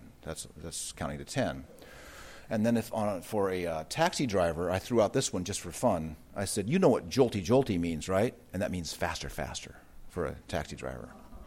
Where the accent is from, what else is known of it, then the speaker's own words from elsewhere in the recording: United States; where I grew up in the United States